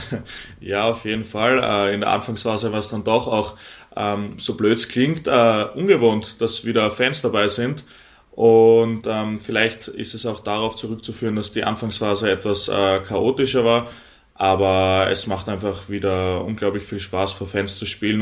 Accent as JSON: {"language": "German", "town": "Graz", "region": "Styria", "country": "Austria", "tie": "born or raised there", "moved": "as an adult", "lives_now": "Eisenach, Germany", "said": "Ich bin gebürtig, gebürtiger Grazer, bin dort geboren, aufgewachsen"}